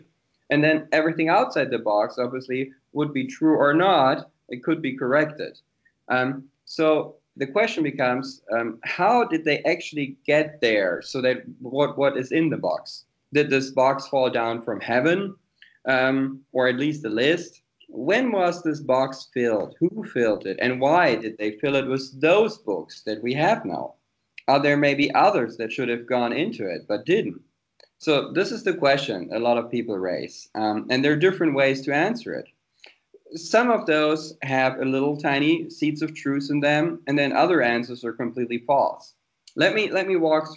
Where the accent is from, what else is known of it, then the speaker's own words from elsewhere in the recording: Germany; also born or lived in United States; I was born and raised here in Germany